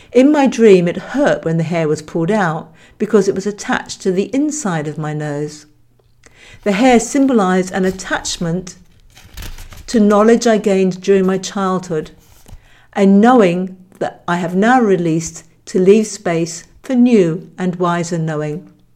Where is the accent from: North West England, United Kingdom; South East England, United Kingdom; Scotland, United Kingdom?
South East England, United Kingdom; Hampshire; I grew up in Hampshire, England